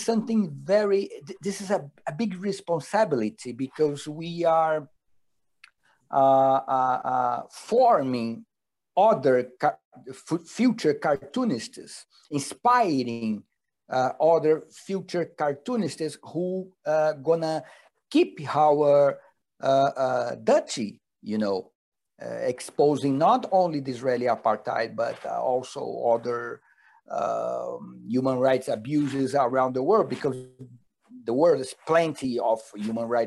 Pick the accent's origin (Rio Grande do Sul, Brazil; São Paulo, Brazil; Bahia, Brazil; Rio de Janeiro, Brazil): Rio de Janeiro, Brazil; I born and raised in Rio de Janeiro